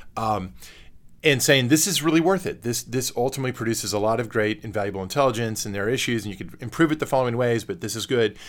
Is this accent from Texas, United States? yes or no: yes; Texas, United States; I am a native Texan